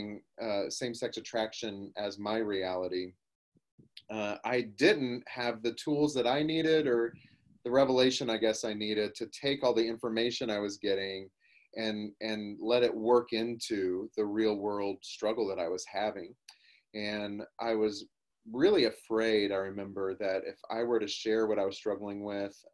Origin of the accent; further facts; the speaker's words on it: Oklahoma, United States; I grew up in Oklahoma in the Bible Belt